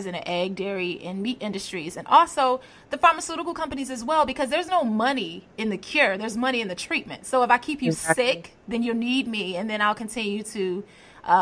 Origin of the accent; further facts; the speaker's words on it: Hampton Roads, Virginia, United States; I grew up in Hampton Roads near PETA.